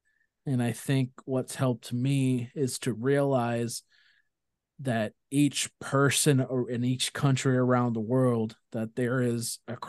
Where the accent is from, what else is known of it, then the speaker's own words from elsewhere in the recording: India; Growing up in India is definitely what I reflect my worldview on.